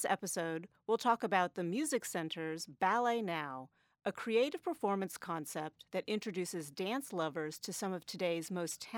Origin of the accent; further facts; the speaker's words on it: Davis, California, United States; I grew up in Davis